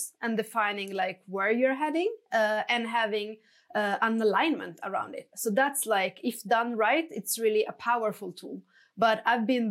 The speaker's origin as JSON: {"language": "English", "country": "Italy", "moved": "as an adult", "lives_now": "Stockholm, Sweden", "said": "I'm originally from Italy, but I've been working and based in Stockholm for the past 12 years."}